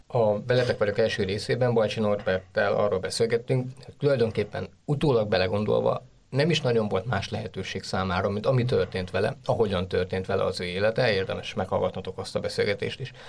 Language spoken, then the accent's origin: Hungarian; Budapest, Hungary; Én arra felé nőttem fel